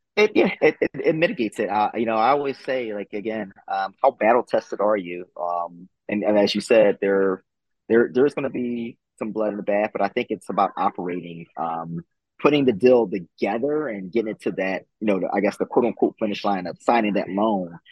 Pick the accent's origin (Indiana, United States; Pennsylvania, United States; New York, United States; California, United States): Pennsylvania, United States; Philadelphia; also born or lived in Louisiana; born and raised in Philadelphia